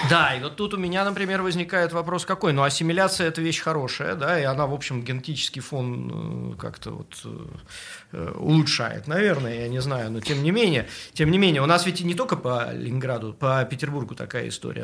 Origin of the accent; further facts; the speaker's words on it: Saint Petersburg, Russia; мы, как истинные петербуржцы, которые тут родились и не в первом поколении